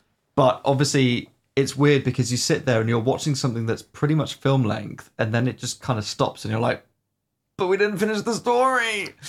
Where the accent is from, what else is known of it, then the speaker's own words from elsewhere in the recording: United Kingdom; We are British after all.